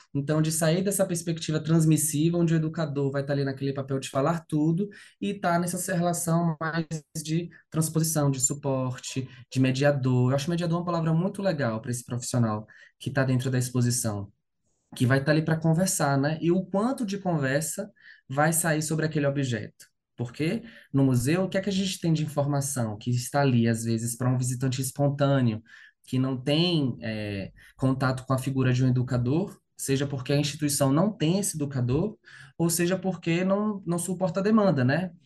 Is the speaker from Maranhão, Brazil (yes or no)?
no; Salvador, Bahia, Brazil; moved away as an adult; now in São Paulo, Brazil; eu sou de Salvador, né, natural de Salvador